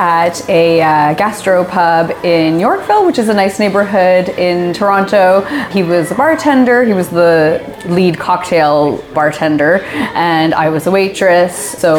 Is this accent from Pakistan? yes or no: yes; Pakistan; also born or lived in Kuwait; So I was born in Kuwait. That's where myself and both of my older sisters were born. My parents moved there once they were married. And when I was about a year old, it was actually the Gulf War. And so we had to flee back to Pakistan, which is where my family is originally from.